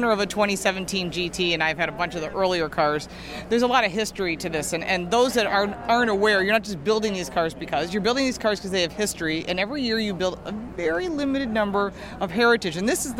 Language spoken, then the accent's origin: English; Buffalo, New York, United States; I'm from Buffalo.